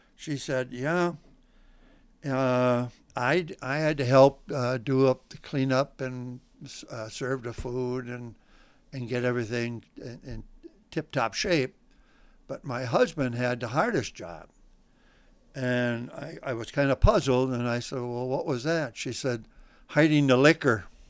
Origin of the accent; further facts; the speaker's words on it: Port Washington, Wisconsin, United States; now in Lac La Belle, United States; I'm originally from Port Washington, Wisconsin